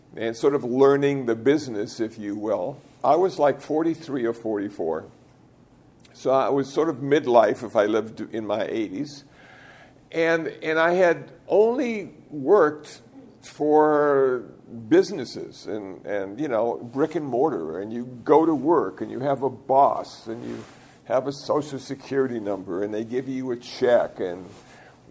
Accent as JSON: {"language": "English", "country": "United States", "said": "ordained as an American Buddhist monk"}